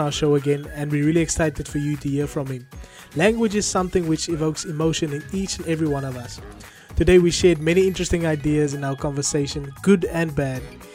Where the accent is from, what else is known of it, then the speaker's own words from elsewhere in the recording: South Africa; now in United Kingdom; I'm a South African currently living in the United Kingdom